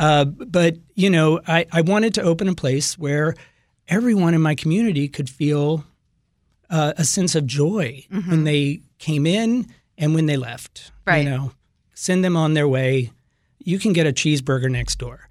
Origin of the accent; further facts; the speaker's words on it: the South, United States; moved away; I'm from the South